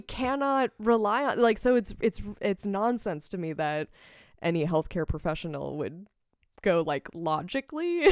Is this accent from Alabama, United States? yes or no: no; Palmyra, Wisconsin, United States; now in Madison, United States; I grew up in Palmyra, uh, Wisconsin, which is, um, like, population sixteen hundred